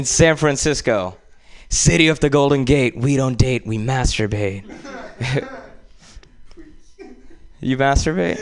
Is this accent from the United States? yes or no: no; India; moved away; growing up in India